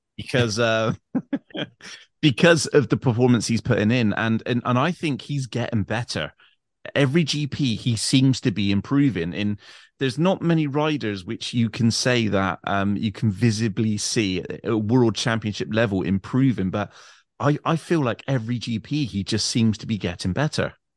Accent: England, United Kingdom; I'm English

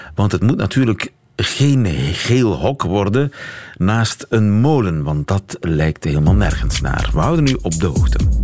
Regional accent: Belgium; hoe het vroeger bij ons in de Afrikaanse kolonie Congo was

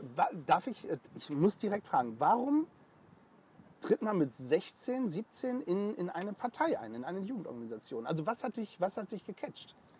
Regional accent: the North, Northern Germany, Germany; bei uns im Norden

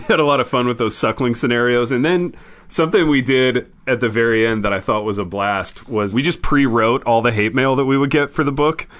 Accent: Indiana, United States; I grew up in Indiana

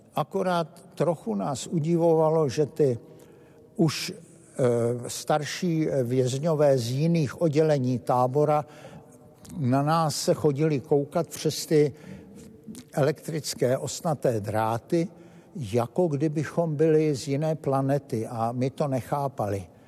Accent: Bratislava, Bratislava Region, Slovakia; my jsme z Bratislavy

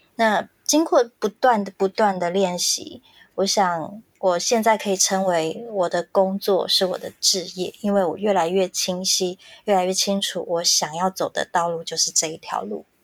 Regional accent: Hsinchu County, Taiwan; accent: Hailu Hakka; 我是客家人，我的爸爸是新竹竹东客家人。我从小在新竹长大，跟着我的阿公阿婆，他们把我们带大。那我妈妈是美浓的客家人，她跟 Helen 一样是讲四线腔，但她讲是南四线。那嗯。我在新竹长大是讲海陆腔

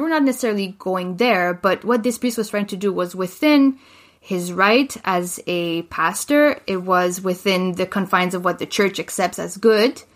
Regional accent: Laval, Quebec, Canada; moved away as an adult; now in Calgary, Canada; I was born in Quebec City

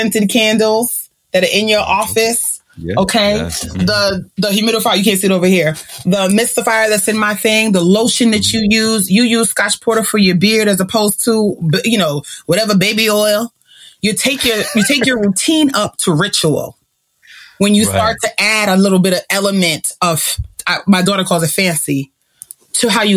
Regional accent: Jamaica; I'm still a Jamaican woman

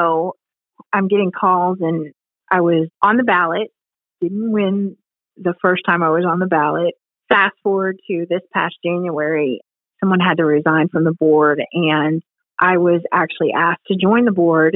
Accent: Ohio, United States; moved away; I'm from Ohio. My parents are in Ohio

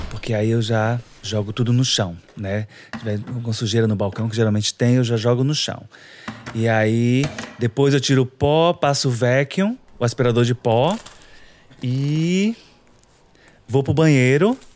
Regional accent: Salvador, Bahia, Brazil; born there; moved away as an adult; Eu nasci em Salvador, Salvador, Bahia. Pernambués é um bairro assim super populoso.

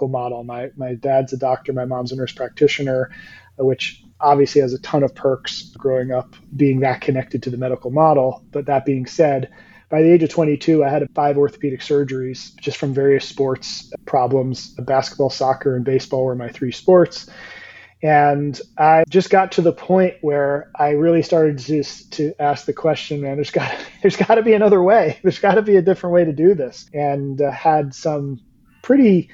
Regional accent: New Jersey / New York tri-state area, Northeast, United States; moved away as an adult; now in Florida, United States; I am from the Northeast, Jersey, New York, tri-state area

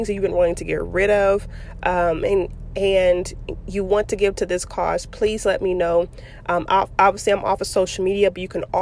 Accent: Fort Worth, Texas, United States; Fort Worth, which is, you know, my hometown, Funky Town, Stay Down.

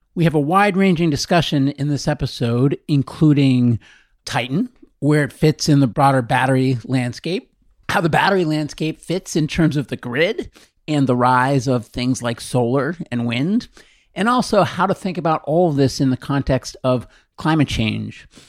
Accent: Boston, Massachusetts, United States; I'm a Bostonian

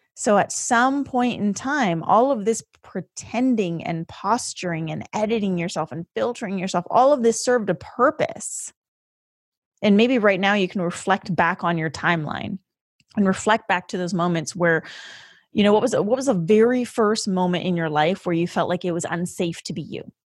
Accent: Canada; the first generation of your family to be living in a different country, and that country for us was Canada

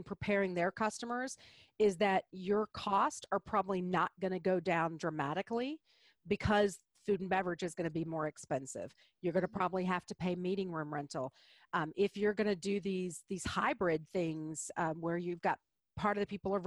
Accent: Deep South, United States; I'm from the Deep South

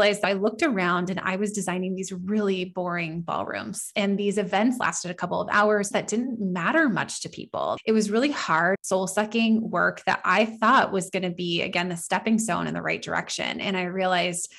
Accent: Northern California, United States; moved away as an adult; now in Southern California, United States; I am originally from Northern California area, and I moved to Southern California about, gosh, I don't know. I mean, now we're in 2021. So almost 11 years ago

